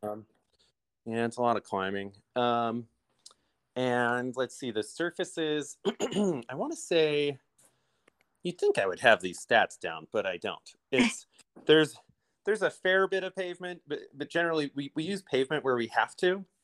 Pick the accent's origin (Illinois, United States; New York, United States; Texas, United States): Illinois, United States; moved away as an adult; now in Idyllwild, United States; I'm a Midwesterner and um, moving out here from Illinois.